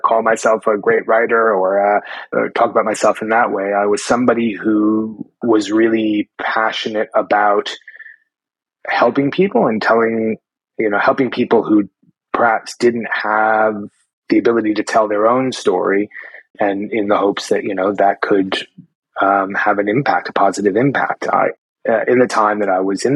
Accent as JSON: {"language": "English", "town": "New York City", "region": "New York", "country": "United States", "tie": "born or raised there", "also_born_or_lived": "Portland, Oregon", "moved": "as an adult", "lives_now": "Australia", "said": "I was born and raised in Manhattan, actually, in the heart of New York City."}